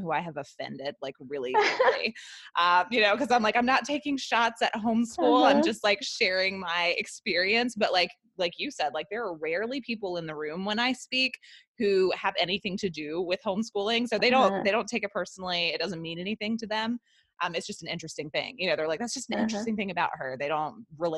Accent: the Bible Belt, the South, United States; I was raised homeschooled in the South, in the Bible Belt

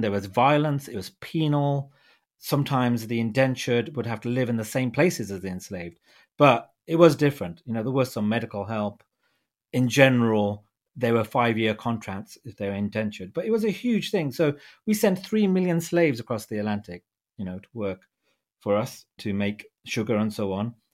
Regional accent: United Kingdom; being a British Punjabi

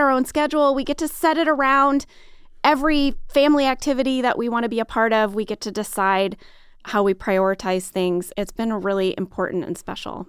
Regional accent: St. Louis, Missouri, United States; moved away as an adult; I grew up in Saint Louis, Missouri

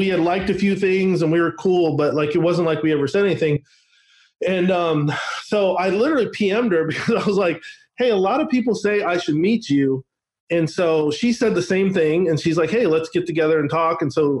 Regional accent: Northwest, United States; Yeah, but like I grew up in the Northwest, so I grew up like literally watching the Bill Gates story unfold.

